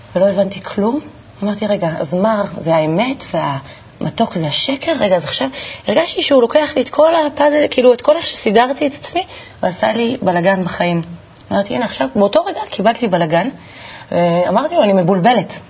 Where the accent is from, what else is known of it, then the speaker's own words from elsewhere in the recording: Kiryat Tivon, Northern District, Israel; גדלתי בטבעון